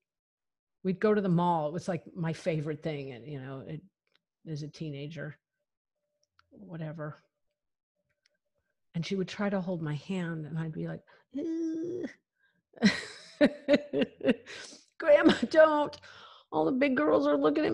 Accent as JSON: {"language": "English", "area": "near Rye", "region": "Colorado", "country": "United States", "moved": "yes", "said": "I'm like from like 20 minutes from there. I'm like from literally the middle of nowhere on the Santa Isabel National Forest"}